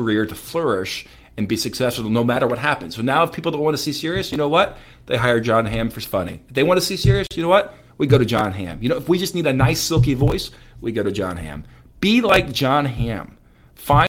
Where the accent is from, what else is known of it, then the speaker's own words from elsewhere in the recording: St. Louis, Missouri, United States; St. Louis, Missouri, in my hometown